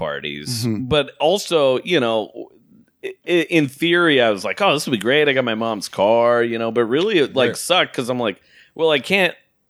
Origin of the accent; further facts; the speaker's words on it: Portland, United States; moved away; So I'm like from Portland, so I just stayed with my family